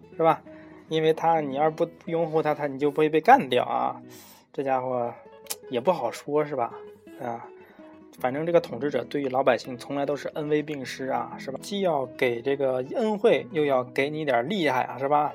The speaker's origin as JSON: {"language": "Chinese", "country": "China", "said": "我们中国人"}